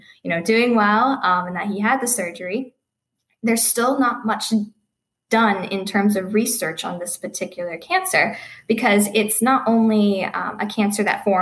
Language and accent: English; Pittsburgh, Pennsylvania, United States; also born or lived in Cleveland, Ohio; I'm from Pittsburgh